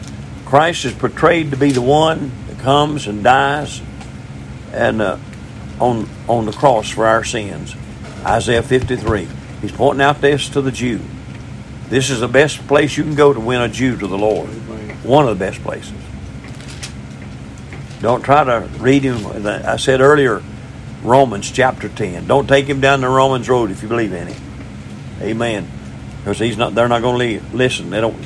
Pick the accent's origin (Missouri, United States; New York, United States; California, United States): Missouri, United States; I'm from Missouri, I have to be showed, you know.